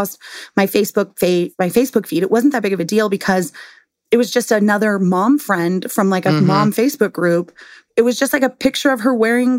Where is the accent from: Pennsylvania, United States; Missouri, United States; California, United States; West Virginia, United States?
California, United States; San Diego; I'm from San Diego and that's where I live now